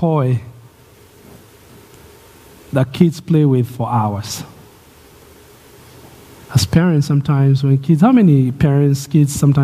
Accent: Kenya; moved away; Growing up in Kenya

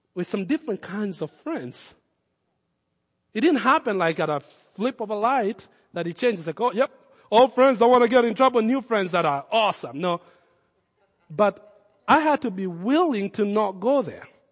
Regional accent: Kenya; accent: Kenyan; my Kenyan accent.

